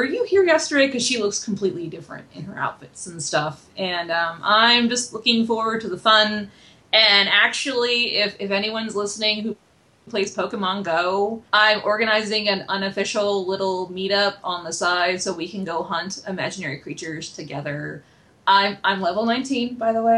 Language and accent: English; Maine, United States; I'm actually from Maine myself, so Maine pride.